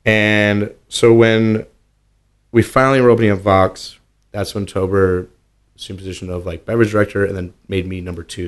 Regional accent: Wisconsin, United States; accent: Wisconsin; moved away as an adult; now in Austin, United States; I am from Wisconsin.

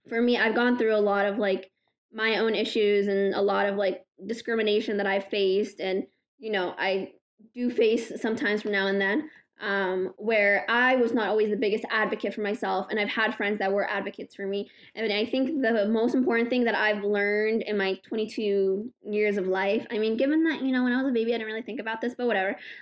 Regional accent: Morocco; I'm a Moroccan Muslim woman

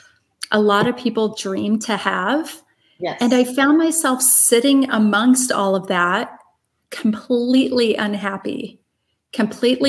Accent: Brighton, Illinois, United States; also born or lived in Chicago; I grew up in the Midwest in just outside of St. Louis in a little town called Brighton, Illinois

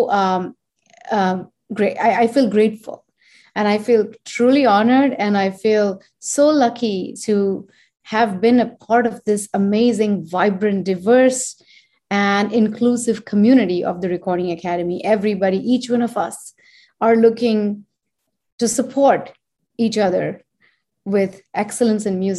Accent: India; born or raised there; moved away as an adult; now in United States

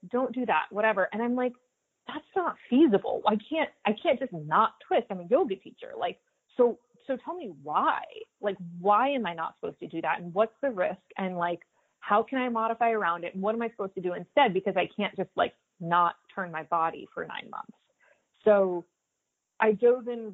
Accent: Stuart, Florida, United States; I grew up in Stuart, Florida. We're a small town just north of Palm Beach on the water.

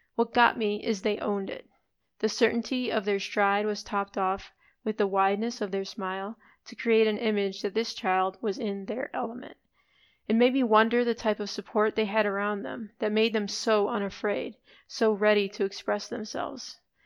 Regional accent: Chicago, Illinois, United States; I grew up in Chicago, but then have also spent time abroad

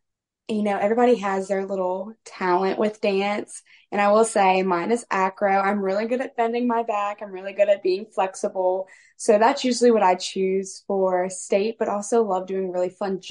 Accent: Poplarville, Mississippi, United States; I'm from Poplarville, Mississippi

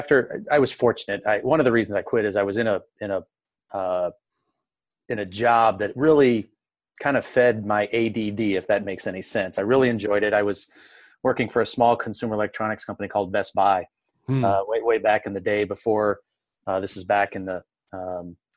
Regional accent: St. Louis, Missouri, United States; I was born and raised here in St. Louis.

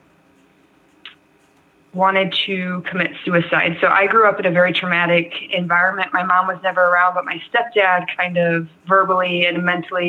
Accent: Pickerel, Wisconsin, United States; moved away as an adult; also born or lived in Portland / California / Antigo, Wisconsin / Green Bay, Wisconsin; Originally, I am from Pickerel, Wisconsin. It's in the middle of nowhere.

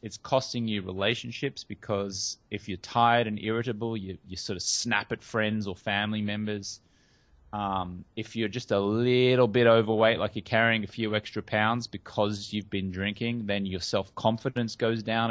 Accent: Australia; moved away as an adult; now in Hollywood, United States; I grew up in Australia

